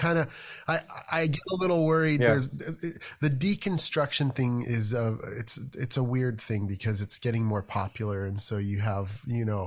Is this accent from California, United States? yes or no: yes; near Santa Cruz, California, United States; I grew up near Santa Cruz